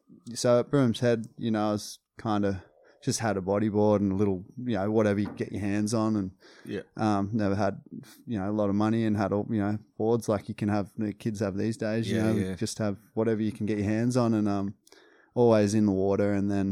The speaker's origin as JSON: {"language": "English", "town": "Maclean", "region": "New South Wales", "country": "Australia", "tie": "born there", "said": "I was born in McLean Hospital. It's just a 15, 20-minute drive from where I live now."}